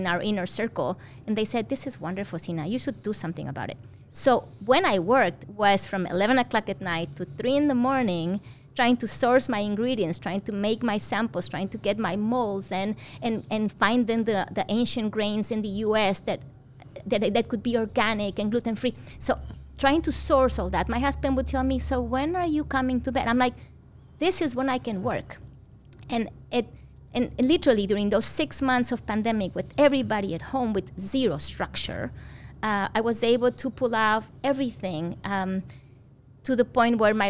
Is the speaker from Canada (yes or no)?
no; Mexico; moved away; So I grew up in Mexico